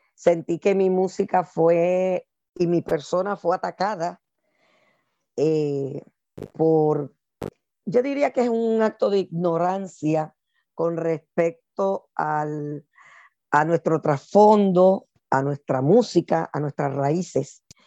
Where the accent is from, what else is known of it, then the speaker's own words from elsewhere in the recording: Puerto Rico; now in United States; siendo afropuertorriqueña, aquí en Estados Unidos